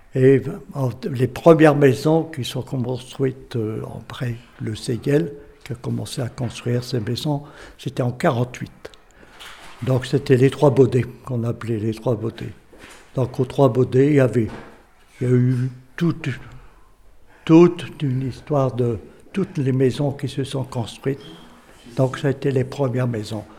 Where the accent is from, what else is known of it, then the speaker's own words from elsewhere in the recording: M, Hauts-de-France, France; je suis né à Haim en 1936. Donc, j'ai vécu toute mon enfance et tout tout le temps à M.